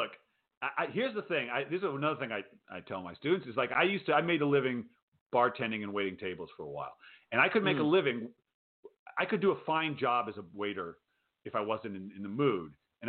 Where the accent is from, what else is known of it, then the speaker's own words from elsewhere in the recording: Rhode Island, United States; moved away; I grew up in Rhode Island